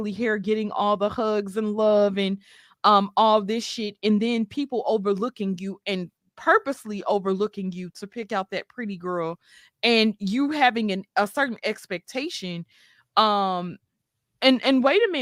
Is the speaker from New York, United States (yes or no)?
yes; New York City, New York, United States; I was raised partially in Brooklyn, New York